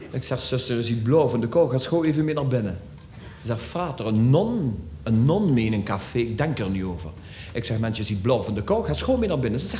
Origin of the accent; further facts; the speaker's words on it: Schin op Geul, Limburg, Netherlands; ooit je nog een puul, zeggen ze bij ons in Schin op {S255} Guul.